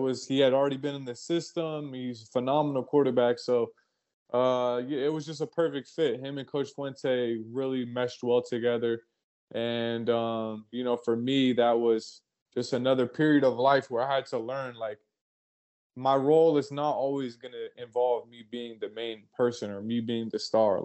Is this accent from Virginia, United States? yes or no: yes; Alexandria, Virginia, United States; moved away; also born or lived in Memphis; I grew up in Alexandria, Virginia, basically where they filmed Remember the Titans. That was my city